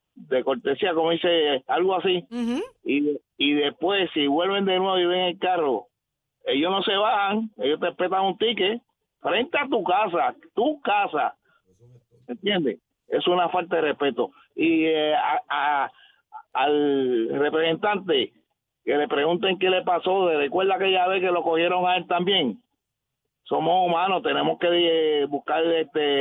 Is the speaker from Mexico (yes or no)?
no; Carolina, Puerto Rico; Yo soy residente de Carolina desde que nací